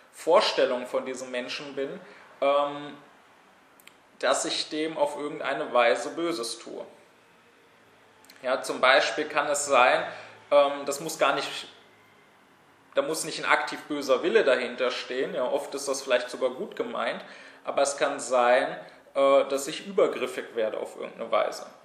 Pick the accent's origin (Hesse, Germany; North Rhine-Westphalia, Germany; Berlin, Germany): Berlin, Germany; sondern hier in meiner Heimatstadt in Berlin studiert habe